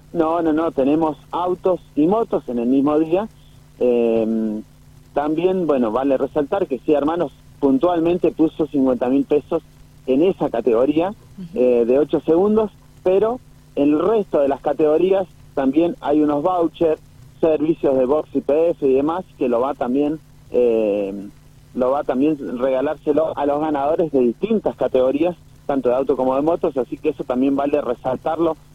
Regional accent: San Rafael, Mendoza, Argentina; San Rafael. Así que bueno, es mi ciudad natal

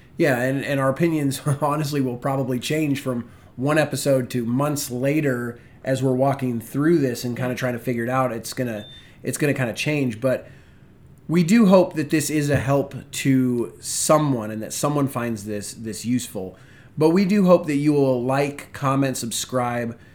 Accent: Spokane, Washington, United States; moved away as an adult; now in Virginia, United States; I'm originally from Washington State, the wonderful city of Spokane.

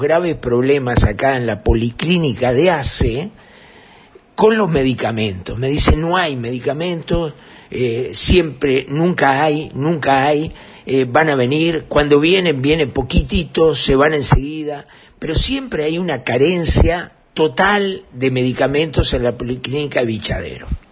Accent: Uruguay; soy un uruguayo

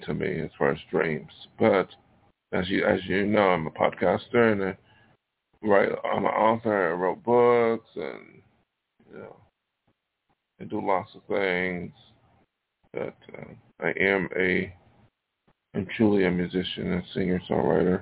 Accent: New York, United States; now in Hollywood, United States; New York is my home state

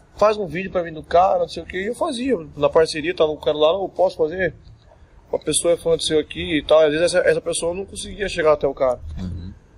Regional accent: Cuiabá, Mato Grosso, Brazil; also born or lived in Santos, São Paulo; eu nasci em Santos, São Paulo. Santos. Sou santista. E é, com seis anos eu vim pro, pra Cuiabá

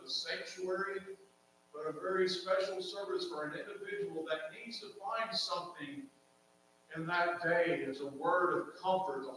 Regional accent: Martinsville, Virginia, United States; accent: southern; I was born in Martinsville, Virginia, the southeast. I sit on top of North Carolina. I'm going to share with you my southern dialect

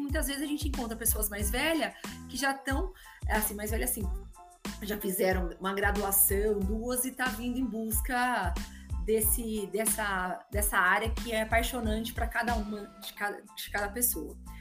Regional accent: Guarulhos, São Paulo, Brazil; also born or lived in Monte Aprazível; eu nasci em Guarulhos, vim para Monte Aprazível, e depois voltei, vim com 12, depois voltei com 17 para estudar

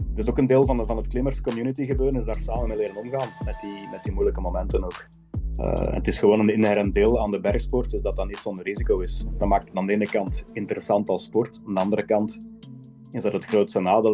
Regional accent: Hoegaarden, Flanders, Belgium; moved away as an adult; now in Switzerland; ik kom uit Hoegaarden in België. Daar heb ik altijd gewoond, maar momenteel in het buitenland.

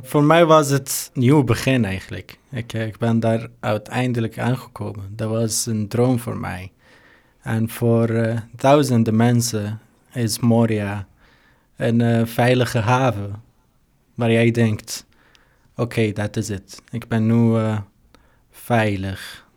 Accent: Syria; Dutch is a second language; moved away as an adult; now in Netherlands; Ik kom uit Syrië

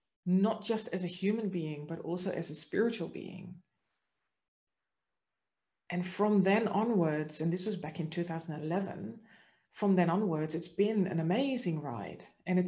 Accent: Netherlands; now in Australia; But the interesting part is that this didn't start until I actually had moved to Australia, because I'm originally from the Netherlands.

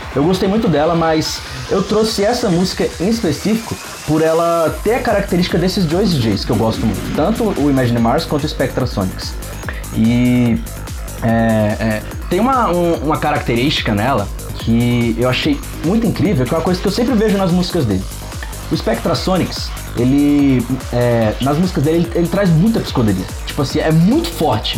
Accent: Brasília, Federal District, Brazil; eu sou aqui de Brasília, tenho 24 anos

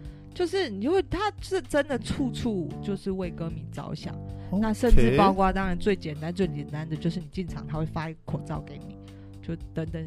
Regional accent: Taiwan; 就是身为台湾人，我觉得以我们拥有

